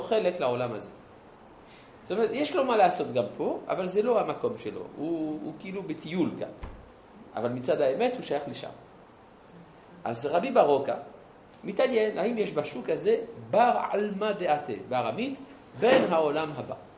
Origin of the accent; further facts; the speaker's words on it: Jerusalem, Jerusalem District, Israel; אני ירושלמי